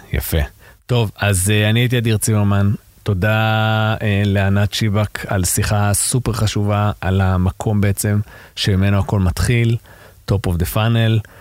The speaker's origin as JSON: {"language": "Hebrew", "country": "Israel", "said": "אנחנו כישראלים"}